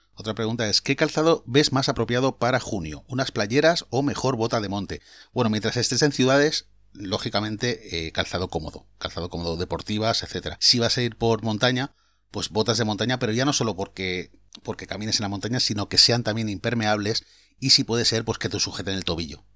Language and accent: Spanish; Valencia, Valencian Community, Spain; yo soy de Valencia